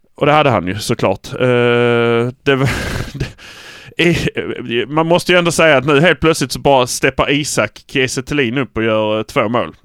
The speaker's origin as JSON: {"language": "Swedish", "town": "Malmö", "region": "Skåne", "country": "Sweden", "said": "Vi är från Malmö"}